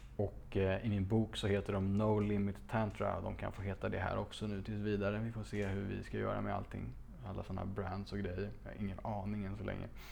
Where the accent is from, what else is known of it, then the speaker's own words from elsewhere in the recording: Stockholm, Stockholm County, Sweden; Det låg i, på Slottsbacken i Gamla stan, ett, ett otroligt fint barockpalats från sent 1600-tal där jag växte upp